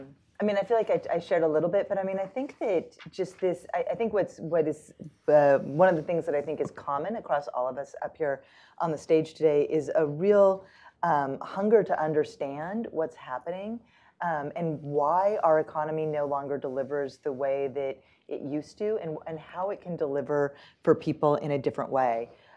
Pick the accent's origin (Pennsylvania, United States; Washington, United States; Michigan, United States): Washington, United States; I grew up in Washington State, and my dad was a machinist at the Everett Boeing plant where they made the Boeing 747s.